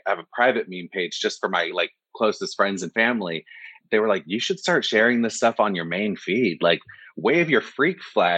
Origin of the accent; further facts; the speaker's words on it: Orange County, California, United States; I grew up in Los Angeles, well, Orange County, which is about 45 minutes to an hour away from Los Angeles